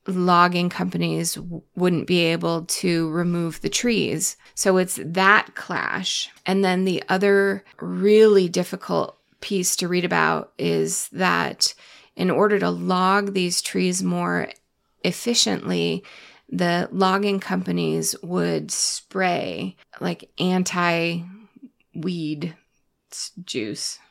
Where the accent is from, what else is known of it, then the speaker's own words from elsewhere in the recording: New England, United States; moved away; also born or lived in Connecticut / Massachusetts; I grew up in New England